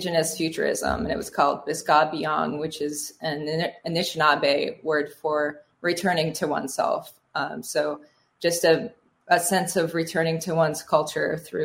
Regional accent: South Dakota, United States; now in Minnesota, United States; growing up in South Dakota, I didn't see a lot of Native representation

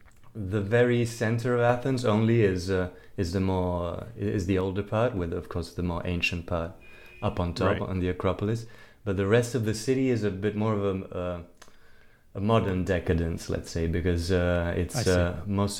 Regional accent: Rome, Lazio, Italy; moved away as an adult; also born or lived in New York; I'm from Rome, born and raised.

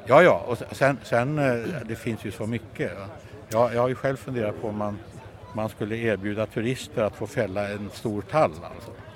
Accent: Värmland, Sweden; en förening hemma i Värmland där jag kommer ifrån

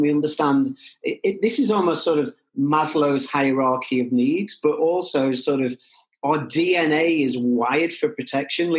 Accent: Liverpool, North West England, United Kingdom; for me as a Scouser

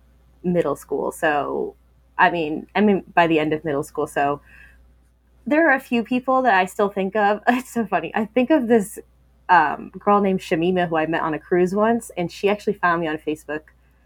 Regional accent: Virginia, United States; also born or lived in San Diego, California / Kansas City, Missouri / Japan; So I was born in San Diego, California. Lived there for 2 years, moved to Kansas City, Missouri, lived there for 2 years, moved to Virginia for 1 year, Japan for 3 years, Virginia for the 10 years.

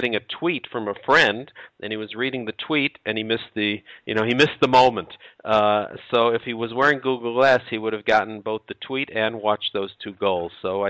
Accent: Chicago, Illinois, United States; I'm from Chicago

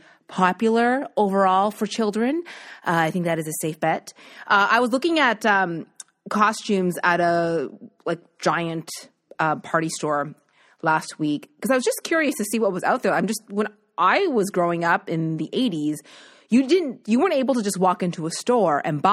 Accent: Nova Scotia, Canada; growing up in Nova Scotia

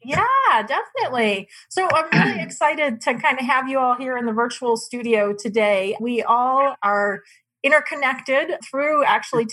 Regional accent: Mesa, Arizona, United States; also born or lived in Tempe, Arizona / Phoenix, Arizona; I actually grew up here in Arizona. I grew up in East Mesa

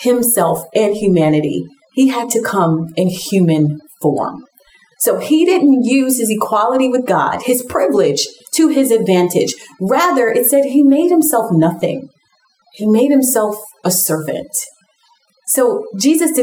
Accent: New York City, New York, United States; I grew up in Brooklyn, New York, in Bed-Stuy. And honestly, I'm still here to this day planting a church.

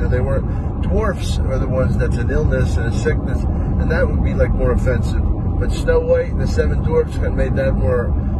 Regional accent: Philadelphia, Pennsylvania, United States; I'm from Philly

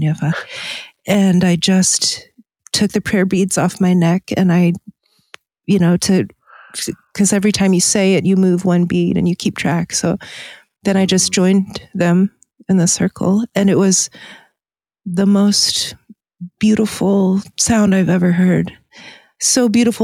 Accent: Virginia, United States; moved away; I grew up in Virginia

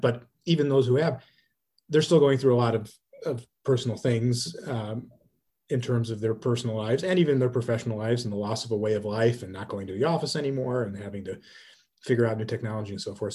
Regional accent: Cleveland, Ohio, United States; I'm from Cleveland, Ohio

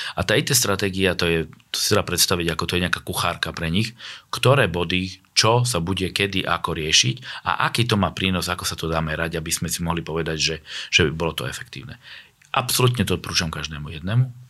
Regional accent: Vranov nad Topľou, Prešov Region, Slovakia; ja som sa narodil vo Vranove nad Topľou

